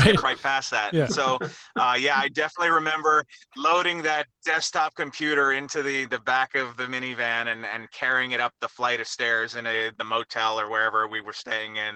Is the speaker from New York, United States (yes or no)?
yes; Suffern, New York, United States; I grew up in Suffern, New York, which is in Rockland County, about 45 minutes north of Yankee Stadium.